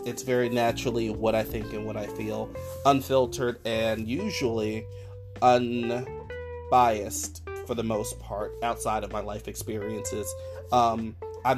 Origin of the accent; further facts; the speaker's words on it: Newark, New Jersey, United States; also born or lived in Washington Heights, Manhattan, New York; now in New York, United States; I'm originally from Newark, New Jersey